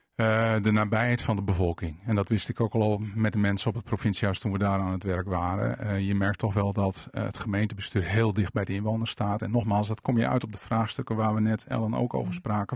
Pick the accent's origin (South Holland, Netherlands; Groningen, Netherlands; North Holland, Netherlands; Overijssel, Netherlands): Groningen, Netherlands; Veendam; also born or lived in Winschoten / Pekela; Ik ben in, eh, zeg maar in paspoort staat Winschoten, eh, korte tijd opgegroeid in Pekela en toen in Veendam